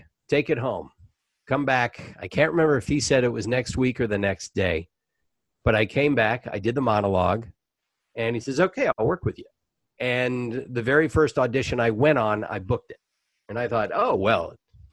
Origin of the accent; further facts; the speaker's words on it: Savannah, Georgia, United States; moved away as an adult; also born or lived in Orlando, Florida / Los Angeles; Savannah, Georgia, which is my hometown